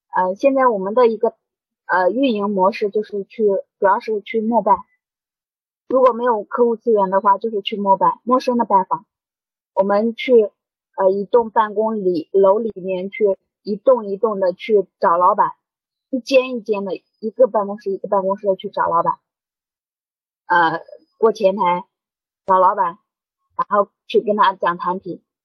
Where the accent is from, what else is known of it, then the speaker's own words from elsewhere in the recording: Henan, China; now in Shanghai, China; 我是河南人